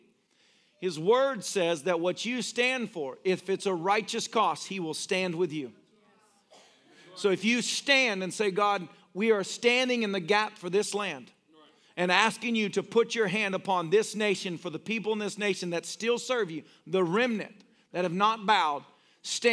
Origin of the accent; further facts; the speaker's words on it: United States; I'm an American.